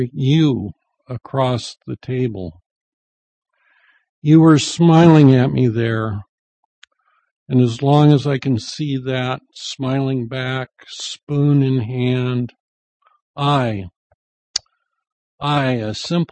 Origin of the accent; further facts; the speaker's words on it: Mount Vernon, Washington, United States; moved away; also born or lived in Alaska; I grew up in Mount Vernon